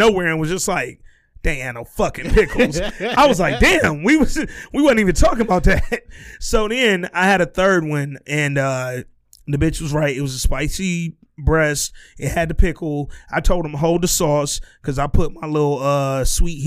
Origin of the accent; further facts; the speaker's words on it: Birmingham, Alabama, United States; I'm from Birmingham, Alabama